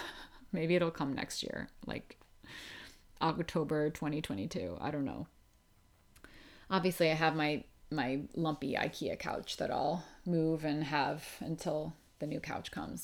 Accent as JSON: {"language": "English", "area": "outside of Philadelphia", "region": "Pennsylvania", "country": "United States", "tie": "born or raised there", "also_born_or_lived": "New York City", "moved": "as an adult", "said": "I grew up outside of Philadelphia in Pennsylvania"}